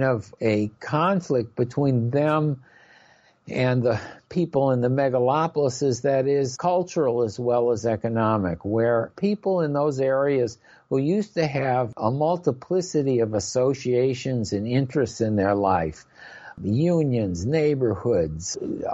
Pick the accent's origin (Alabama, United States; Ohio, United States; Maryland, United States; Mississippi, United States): Maryland, United States; Silver Spring; my hometown of Silver Spring, Maryland